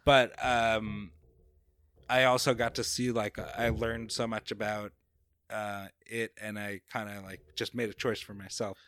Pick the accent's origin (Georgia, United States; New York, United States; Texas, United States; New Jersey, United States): New York, United States; Babylon; accent: New Yorker; moved away as an adult; also born or lived in North Carolina / California; now in Jacksonville, United States; I grew up in Long Island